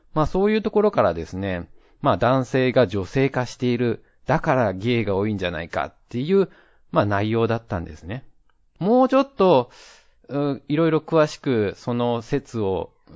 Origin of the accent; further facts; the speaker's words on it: Japan; now in Taiwan; 台湾人パートナーを持つ日本人